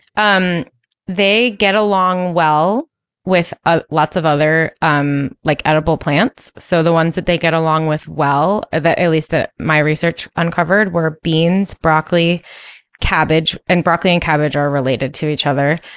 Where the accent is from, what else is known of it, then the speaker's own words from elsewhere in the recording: East Coast, United States; I'm from the East Coast